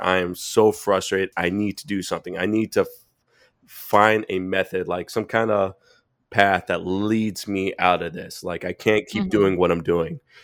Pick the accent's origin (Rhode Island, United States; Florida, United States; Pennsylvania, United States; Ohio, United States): Florida, United States; Boynton Beach; moved away; also born or lived in Fort Lauderdale; I'm originally from South Florida. When I'm originally mm-hmm. from a town called Boynton Beach